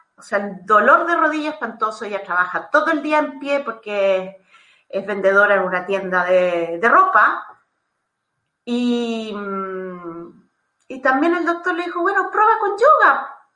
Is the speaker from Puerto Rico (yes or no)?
no; Chile; moved away as an adult; now in Italy; soy chilena